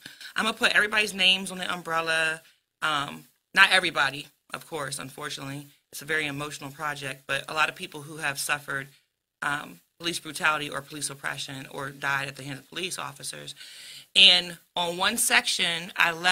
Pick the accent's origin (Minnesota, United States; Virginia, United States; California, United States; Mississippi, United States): Virginia, United States; Woodbridge; I'm from Woodbridge, you know what I'm saying? I'm a Woodbridge girl